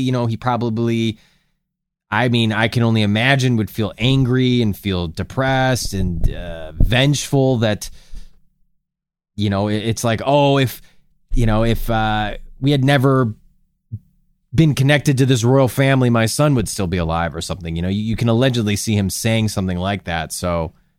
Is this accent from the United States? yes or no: yes; United States; as an American